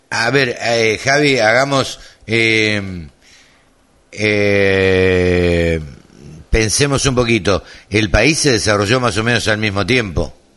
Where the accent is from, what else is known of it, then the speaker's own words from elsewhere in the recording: Maipú, Buenos Aires Province, Argentina; Cerca de mi pueblo